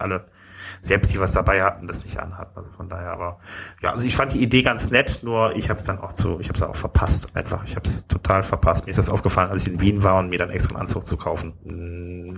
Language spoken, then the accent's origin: German; Wuppertal, North Rhine-Westphalia, Germany; also born or lived in Düsseldorf; eigentlich bin ich ja geboren in Wuppertal